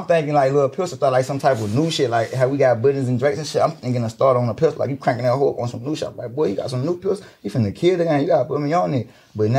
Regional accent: Mississippi, United States; now in Missouri, United States; Nah, I'm from Mississippi. I just stay in Missouri, bro.

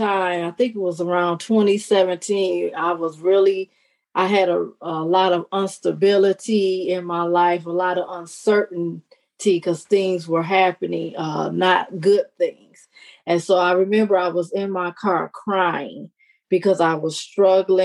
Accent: Detroit, Michigan, United States; I was born and raised in Detroit, Michigan

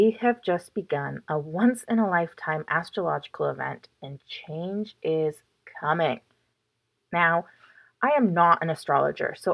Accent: Chilliwack, British Columbia, Canada; also born or lived in Toronto; I love my town. I love where I live. I love how much growth and progress has happened in Chilliwack over the past decade.

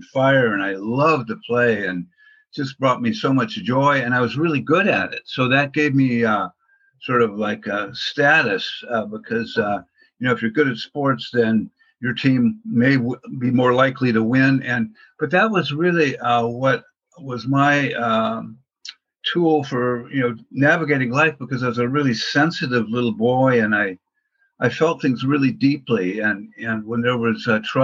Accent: Portland, Oregon, United States; I grew up in Portland, Oregon

